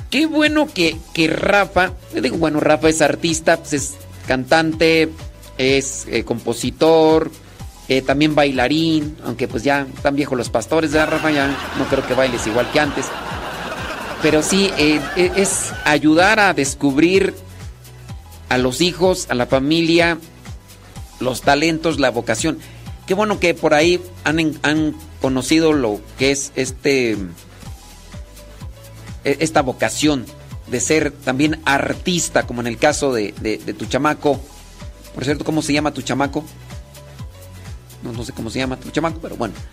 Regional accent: Acámbaro, Guanajuato, Mexico; Yo también soy ahí de, de Acámbaro, Guanajuato. Salud, salud de Acámbaro, Guanajuato.

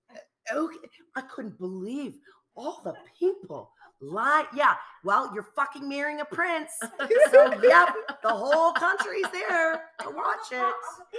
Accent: United States; I'm American

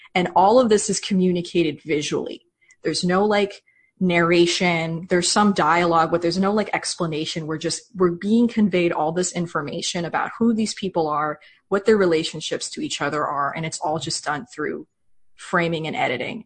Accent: United States; as an American

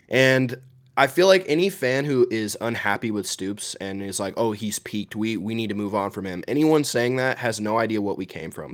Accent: Georgia, United States; I grew up in Georgia. I've always lived in Georgia

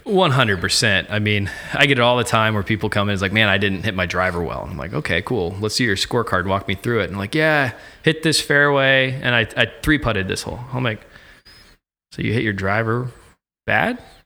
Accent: Ocala, Florida, United States; now in Virginia Beach, United States; I'm originally from Ocala, Florida.

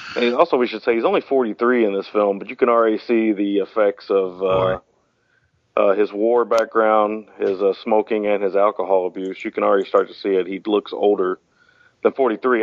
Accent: United States; being an American

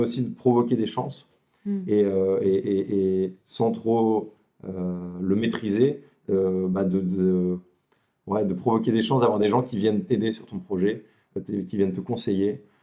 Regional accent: Lille, Hauts-de-France, France; je suis originaire de Lille

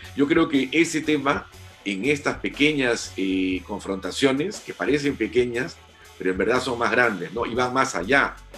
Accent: Peru; todos somos peruanos

